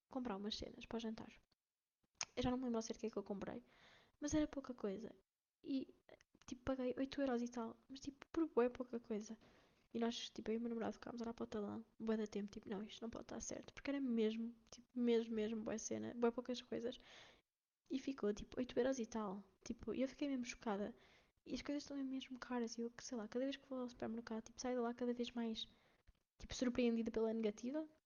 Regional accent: Portugal; há pessoas como nós, portugueses, que nem sequer têm acesso às coisas básicas

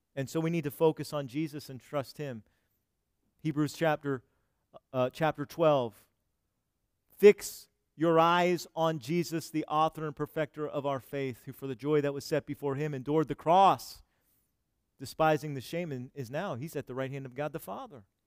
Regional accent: United States; we've had it so comfortable here in America as American Christians.

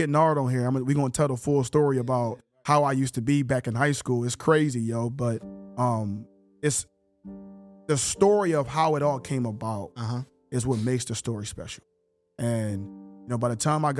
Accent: Philadelphia, Pennsylvania, United States; moved away as an adult; now in Canada; I'm a project kid. I'm born and raised in Philly

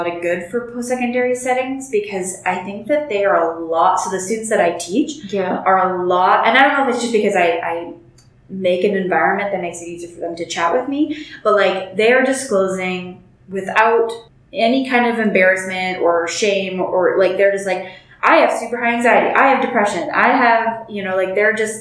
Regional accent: Northern Alberta, Canada; moved away as an adult; now in Calgary, Canada; I grew up in Northern Alberta

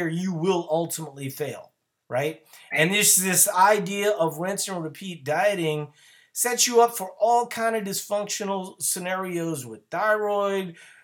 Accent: Louisiana, United States; now in Minnesota, United States; I live in Minnesota, but no, I'm originally from Louisiana

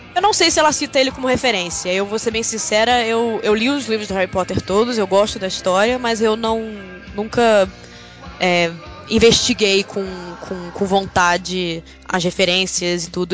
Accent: Brazil; moved away as an adult; now in London, United Kingdom; Eu passei a minha vida inteira no Brasil

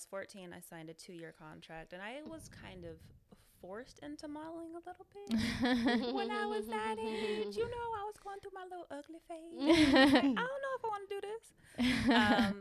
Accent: the Bay Area, California, United States; I'm from the Bay.

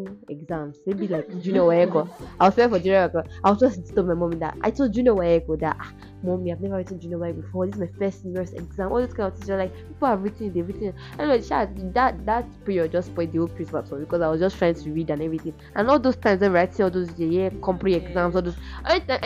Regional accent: Ife, Osun, Nigeria; I'm from Ife, Ife

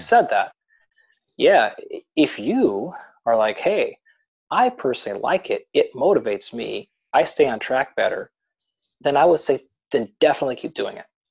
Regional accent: Pacific Northwest, United States; I grew up in the Pacific Northwest, so in the United States out here.

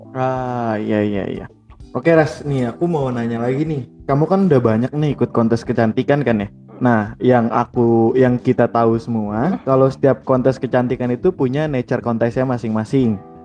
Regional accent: Bekasi, West Java, Indonesia; gue dari Bekasi kan di Bekasi

